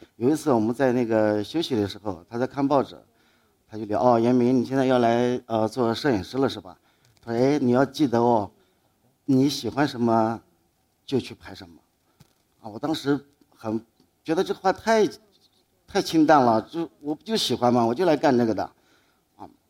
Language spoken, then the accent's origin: Chinese; Dingyuan, Anhui, China; moved away as an adult; also born or lived in Guangzhou; 我这次是从离南京很近的地方，就我的老家，安徽滁州的定远线